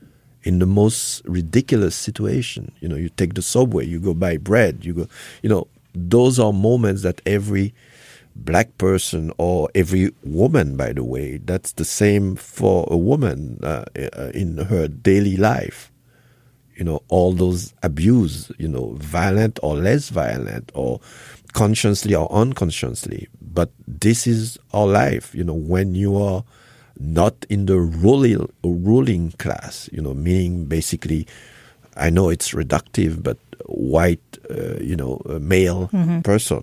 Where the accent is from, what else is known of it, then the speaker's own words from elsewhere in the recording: Haiti; born there; moved away; also born or lived in Congo / France / Germany; I was born in Haiti. I went to Congo. I learned another culture. I went to France. I learned French history. I went studying to Germany.